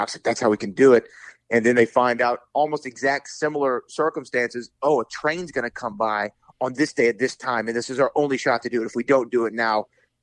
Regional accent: Texas, United States; I'm from Texas and it had like a Western vibe and I grew up on Westerns

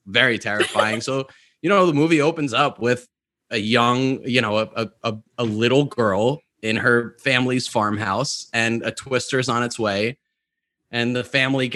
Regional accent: New York, United States; I grew up in New York

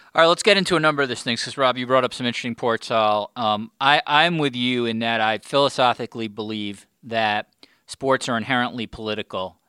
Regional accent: New York, United States; I'm a New Yorker

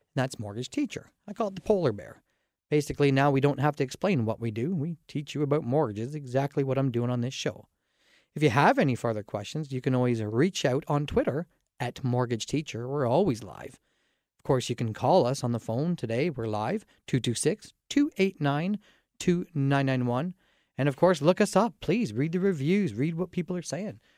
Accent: Dorchester, Ontario, Canada; I grew up in Dorchester, Ontario

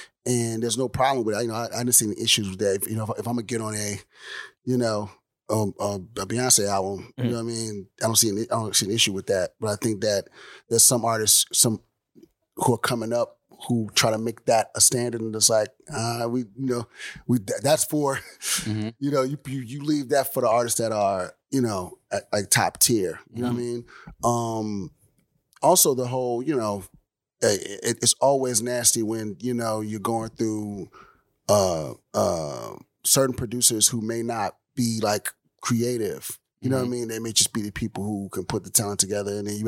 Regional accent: Houston, Texas, United States; also born or lived in Miami; Born in Miami, raised in Houston.

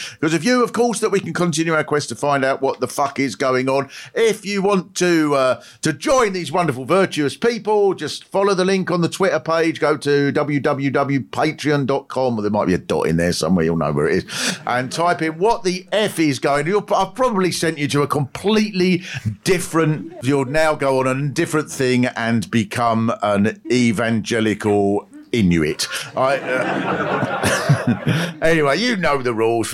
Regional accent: England, United Kingdom; we're English

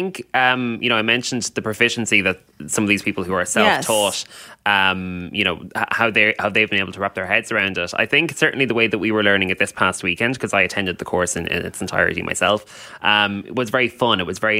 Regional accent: Ireland; We would have, yeah. And it's mandatory for people right throughout primary school, right throughout high school.

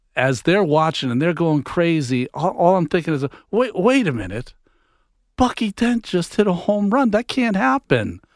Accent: Massachusetts, United States; I'm from Massachusetts. Grew up a Red Sox fan

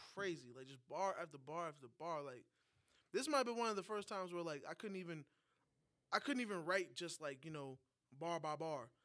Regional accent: New York, United States; moved away; As a New Yorker outside of a state

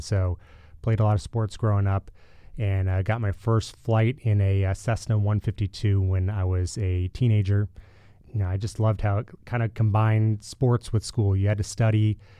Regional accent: United States; also born or lived in Livermore, California; Yeah, so I grew up kind of all over the U.S. My dad was a scientist in the Department of Energy, so we bounced around a lot.

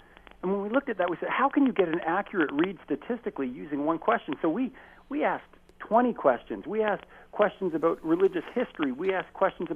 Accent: Chatham, Ontario, Canada; even in my own hometown, I grew up in Chatham, Ontario

